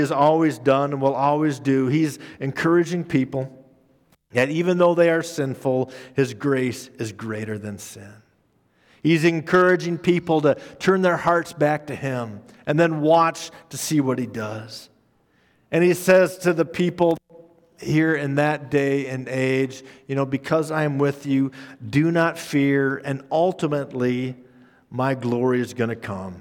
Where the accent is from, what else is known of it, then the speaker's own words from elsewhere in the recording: Minnesota, United States; moved away; also born or lived in Council Bluffs, Iowa; growing up in Minnesota. And growing up in Minnesota, our state had two seasons